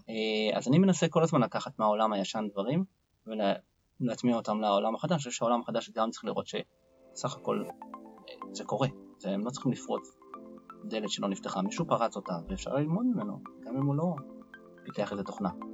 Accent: Israel; אני ישראלי בעצמי, ואני חי בתוך עמי

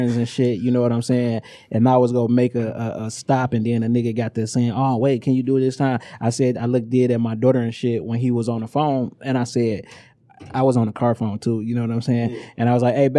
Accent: Inkster, Michigan, United States; I'm from Inkster.

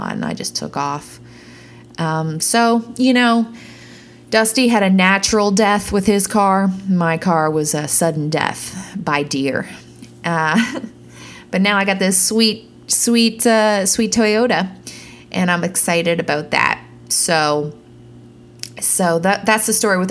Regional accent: Peterborough, Ontario, Canada; moved away as an adult; also born or lived in Toronto; now in Nashville, United States; I bought that car in my hometown in Peterborough, Ontario

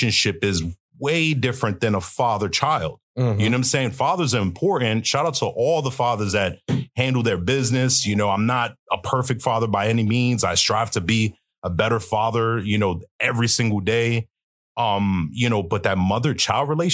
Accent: New York City, New York, United States; I'm originally from New York City. I grew up in Brooklyn, you know, to be exact

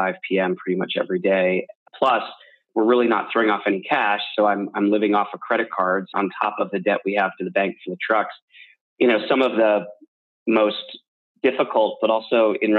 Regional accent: outside of Philadelphia, Pennsylvania, United States; where I grew up outside of Philadelphia

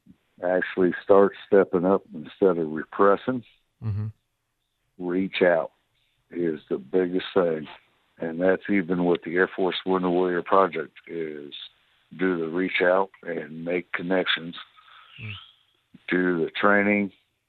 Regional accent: Illinois, United States; now in Pensacola, United States; I grew up there

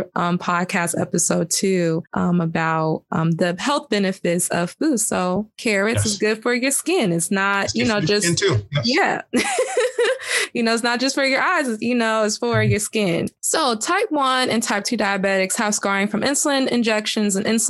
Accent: Georgia, United States; I'm from Georgia

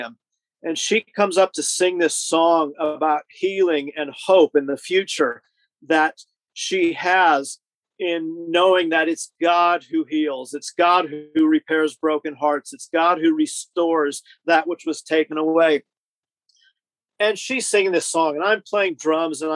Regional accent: Southern California, United States; moved away as an adult; also born or lived in Canadian border (US side); now in United Kingdom; I grew up in Southern California

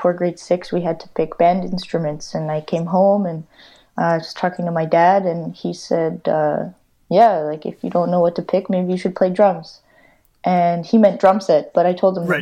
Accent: Winnipeg, Manitoba, Canada; moved away as an adult; now in Valencia, Spain; I grew up in Winnipeg. I wasn't born in Winnipeg

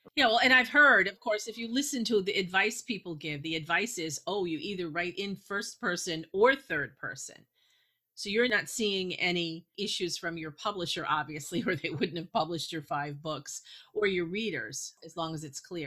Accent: Massachusetts, United States; also born or lived in New York; I was born in New York, and even though I was a little girl when we moved to Massachusetts

